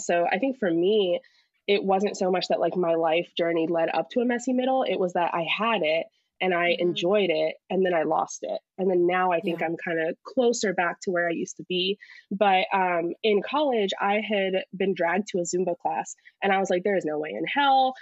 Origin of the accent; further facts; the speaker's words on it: United States; also born or lived in Pakistan; moved over here when I was less than a year year old. So to me, my life, I've always been American.